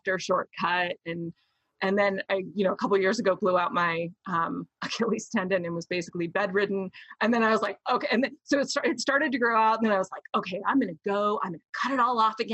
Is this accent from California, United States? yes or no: no; Florida, United States; I was raised in the Deep South. And I mean, Florida, but like the backwoods of Florida.